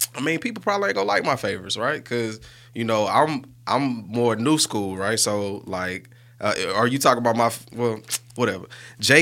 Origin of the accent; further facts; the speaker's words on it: Birmingham, Alabama, United States; growing up on Bush Boulevard